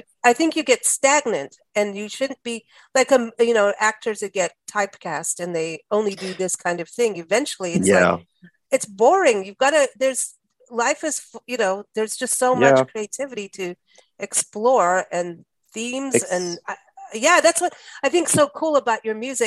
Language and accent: English; South Africa; also born or lived in England; now in United States; I grew up in South Africa